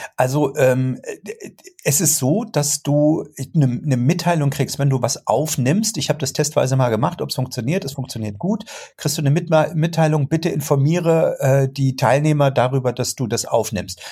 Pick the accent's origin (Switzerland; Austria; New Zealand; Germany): Germany; wir in Deutschland